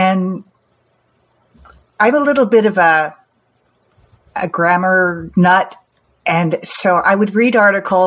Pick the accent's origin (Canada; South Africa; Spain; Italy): Canada; I'm from Canada. I live near Toronto.